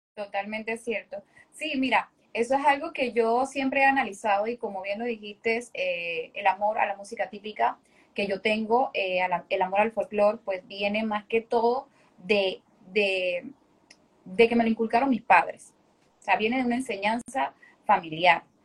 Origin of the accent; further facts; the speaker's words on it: Panama City, Panama; soy hija de padres santeños, eh, soy capitalina